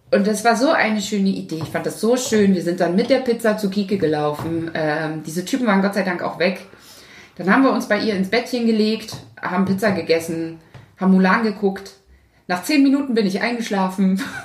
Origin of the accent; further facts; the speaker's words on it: Thuringia, Germany; now in Hamburg, Germany; geboren bin ich in der DDR, in Thüringen